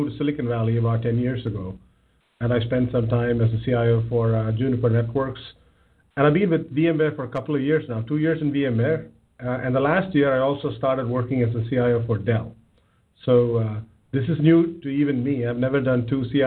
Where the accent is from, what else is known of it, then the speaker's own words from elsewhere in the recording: South India, India; moved away as an adult; also born or lived in Bangalore; now in United States; I grew up in south of India, one of the southernmost parts